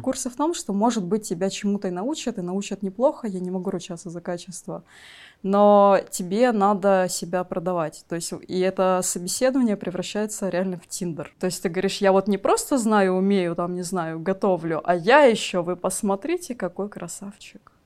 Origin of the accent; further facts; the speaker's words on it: Magadan, Magadan Oblast, Russia; moved away; also born or lived in Krasnodar / Saint Petersburg; я родилась в Магадане, но долго-долго перебиралась